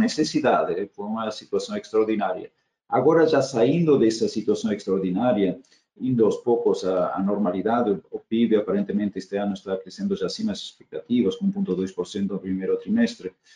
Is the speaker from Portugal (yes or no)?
no; Argentina; Portuguese is a second language; moved away as an adult; also born or lived in Germany; now in Brazil; eu sou eu sou nascido argentina de cidadania alemã, assim, tenho dupla cidadania, família alemã